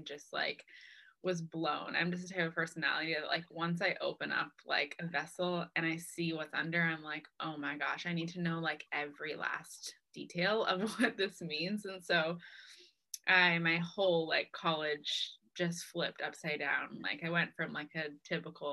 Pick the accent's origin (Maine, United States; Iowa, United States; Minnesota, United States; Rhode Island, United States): Maine, United States; Lewiston; also born or lived in San Diego, California; I grew up in Maine, at least since I was three. I was born in San Diego, but I moved here when I was three, so I call Maine home.